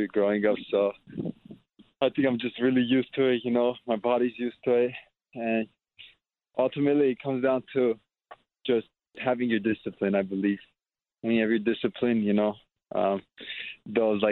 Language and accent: English; Glendale, California, United States; growing up in Glendale, like they call Glendale, they call it like the second Armenia because of how much Armenians there are here.